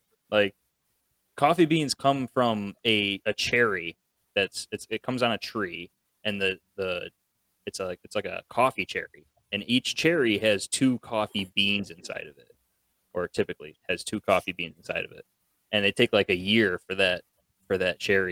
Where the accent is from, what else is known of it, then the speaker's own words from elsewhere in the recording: Buffalo, New York, United States; We're also from Buffalo